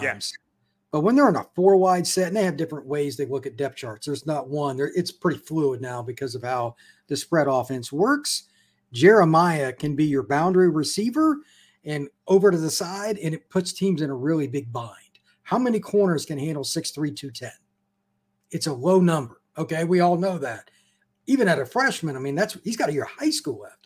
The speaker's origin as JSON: {"language": "English", "region": "Midwest", "country": "United States", "tie": "born or raised there", "said": "I grew up in the Midwest like you did"}